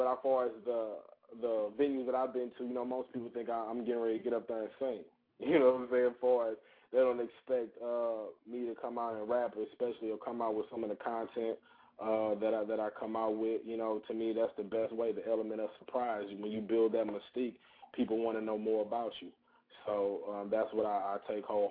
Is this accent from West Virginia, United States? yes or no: no; St. Louis, Missouri, United States; moved away as an adult; also born or lived in Alabama / Georgia; now in Atlanta, United States; I'm originally from St. Louis, Missouri.